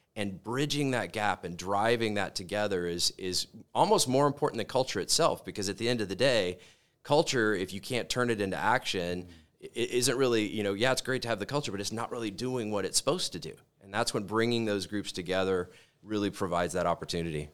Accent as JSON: {"language": "English", "town": "Corpus Christi", "region": "Texas", "country": "United States", "tie": "born or raised there", "moved": "as an adult", "lives_now": "Colorado, United States", "said": "I grew up in Corpus Christi, Texas, on the Gulf Coast"}